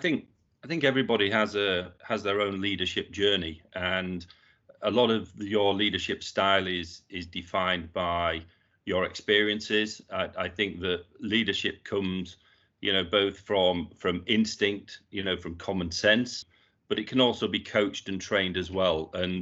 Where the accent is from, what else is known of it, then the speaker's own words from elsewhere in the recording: Yorkshire and the Humber, United Kingdom; I was born and brought up in Yorkshire. I was the youngest of four children, and all my siblings, I had two brothers and a sister.